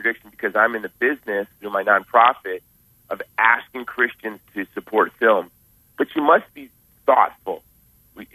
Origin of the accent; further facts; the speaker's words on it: Honolulu, Hawaii, United States; I'm from Hawaii. I'm from the island of Oahu in Honolulu.